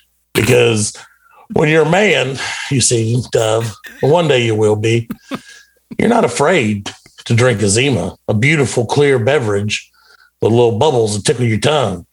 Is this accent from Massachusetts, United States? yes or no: no; Bismarck, North Dakota, United States; Because I'm from Bismarck, North Dakota, which is the sixth manliest place in the country right now in this America.